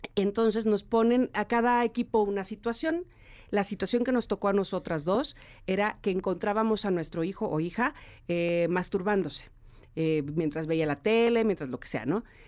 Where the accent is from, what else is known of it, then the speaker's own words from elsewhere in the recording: Veracruz, Mexico; accent: jarocho; now in Mexico City, Mexico; dices como jarocho